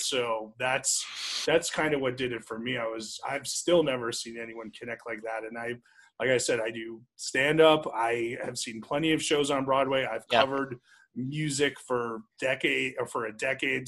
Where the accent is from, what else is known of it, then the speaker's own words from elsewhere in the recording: New Jersey, United States; now in Las Vegas, United States; I grew up in New Jersey